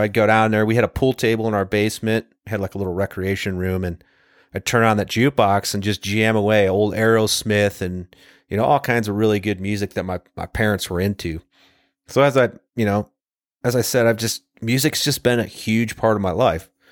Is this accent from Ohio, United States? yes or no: yes; Ohio, United States; from the time I was a kid growing up in Ohio